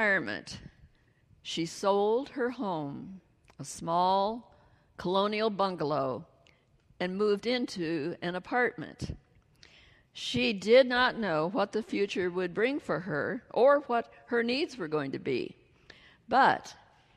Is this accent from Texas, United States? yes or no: no; Iowa, United States; moved away; grew up in Iowa, right in the heart of the Midwest